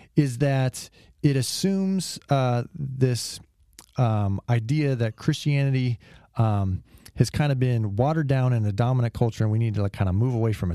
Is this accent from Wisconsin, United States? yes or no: no; California, United States; I'm from California